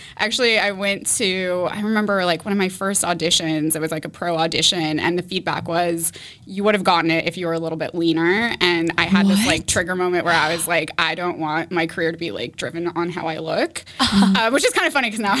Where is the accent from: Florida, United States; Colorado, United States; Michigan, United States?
Colorado, United States; Boulder; also born or lived in San Francisco; now in Boston, United States; I grew up in Boulder, Colorado.